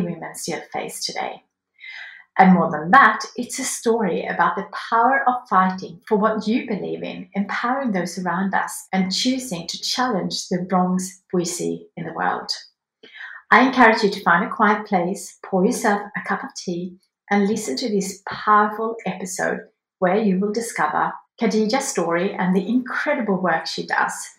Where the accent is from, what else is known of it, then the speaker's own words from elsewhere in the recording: Sweden; now in Australia; growing up in Sweden